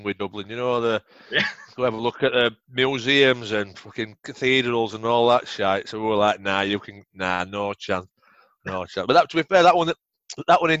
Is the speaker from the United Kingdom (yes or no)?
yes; England, United Kingdom; us as English